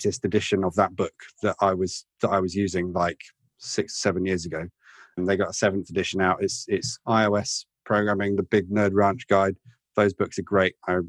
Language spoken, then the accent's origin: English; Oxford, South East England, United Kingdom; moved away; Uri mentioned Oxford earlier on. That's my hometown